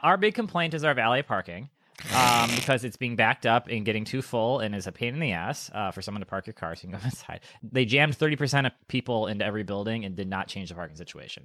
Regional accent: Wisconsin, United States; I grew up in Wisconsin

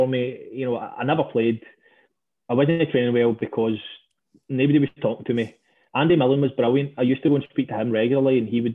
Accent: Stranraer, Scotland, United Kingdom; I grew up in Stranraer, where opportunities are limited

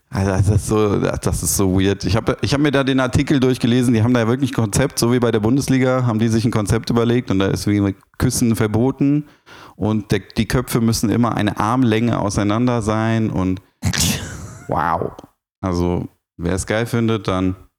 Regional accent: Frankfurt, Hesse, Germany; bin ja Frankfurter

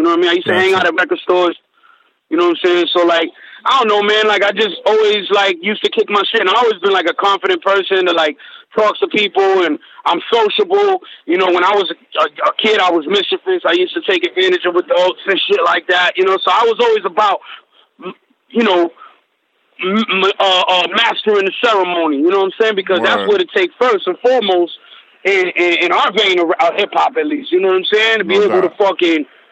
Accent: Massachusetts, United States; I'm from Massachusetts

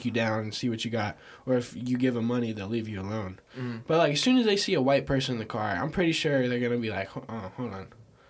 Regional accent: United States; I'm American

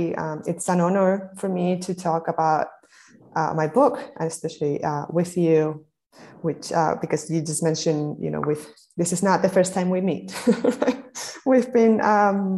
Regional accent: Spain; moved away; I come from Spain. I'm a Spaniard, and my family, I was born in the 80s. So my family is a Spanish family living in this transition to democracy

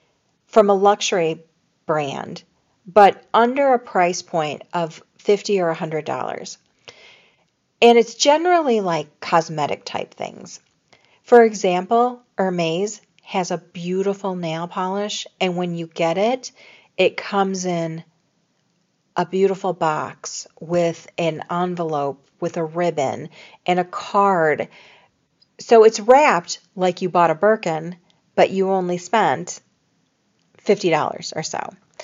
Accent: Chicago, Illinois, United States; I came from Chicago where they had Fannie Mae, and thought I would never love See's, But I love C's.

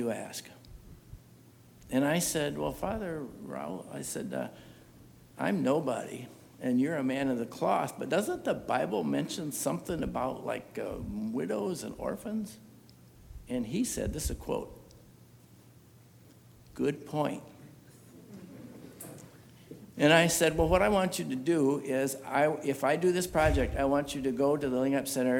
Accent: United States; as an American

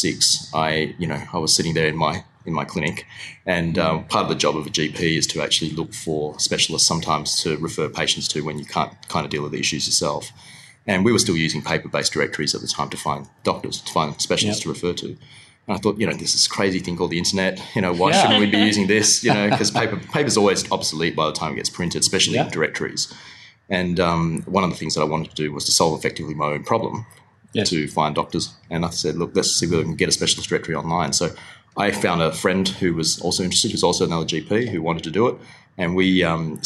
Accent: Perth, Western Australia, Australia; also born or lived in Kuala Lumpur, Malaysia; grew up in Perth for sure.

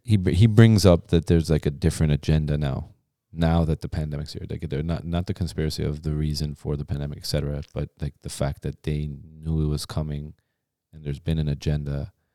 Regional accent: Ontario, Canada; also born or lived in Iran; I was born there, but I was raised in Canada.

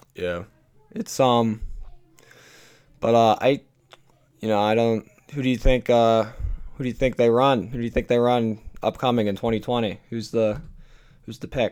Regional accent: Pennsylvania, United States; my home state of Pennsylvania

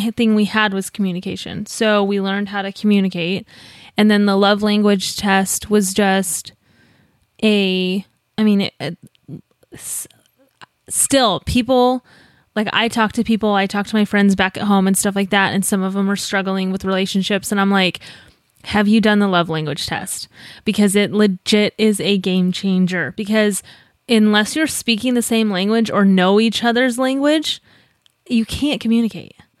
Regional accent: Colorado, United States; moved away; I'm from Colorado

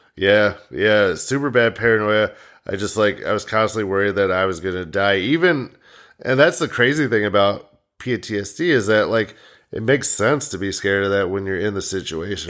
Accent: United States; We're all just from the Quad Cities

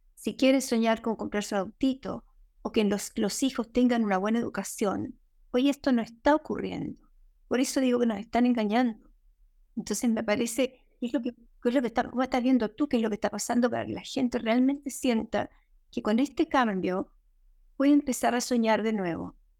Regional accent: Chile

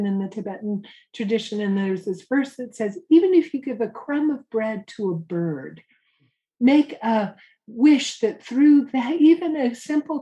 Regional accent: Santa Cruz, California, United States; I'm from Santa Cruz, California, hippie surfer college town.

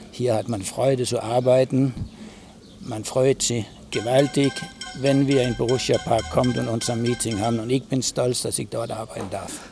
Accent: Denmark; German is a second language; Und als, als Däne, der mittlerweile, ich habe in Amerika gespielt, ich war Trainer in Japan mit Holger Ussig, äh, fühle ich mich in einem Familienteam auf gut Deutsch sauwohl.

